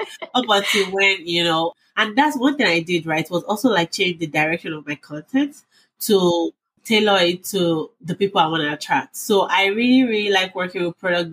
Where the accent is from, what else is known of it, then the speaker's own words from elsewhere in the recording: Nigeria; moved away as an adult; now in United States; I grew up in Nigeria before I moved to the States like 6 years ago.